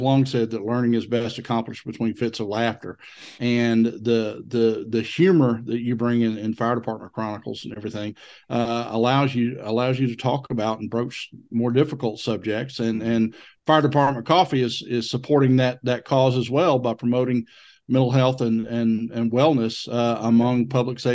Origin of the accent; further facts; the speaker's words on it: the South, United States; accent: Southern; as a Southerner, my dialect is closer to the King's English than any other accent in the United States